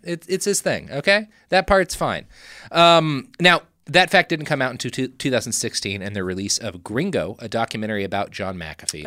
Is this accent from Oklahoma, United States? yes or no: no; Texas, United States; We come from Texas